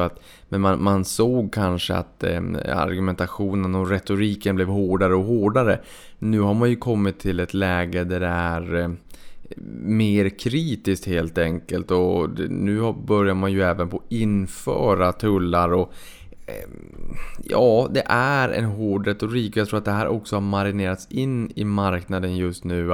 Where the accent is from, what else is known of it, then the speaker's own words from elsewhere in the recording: Boden, Norrbotten County, Sweden; now in Stockholm, Sweden; uppe i Boden då där jag kommer ifrån